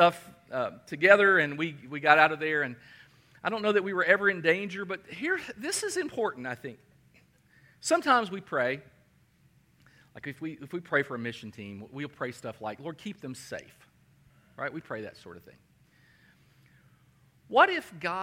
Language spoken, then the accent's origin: English; Danville, Kentucky, United States; my hometown, Danville, Kentucky.